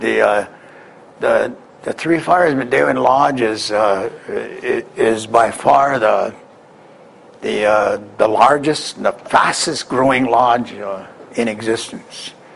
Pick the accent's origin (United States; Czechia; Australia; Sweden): United States; Wisconsin; I come from Wisconsin.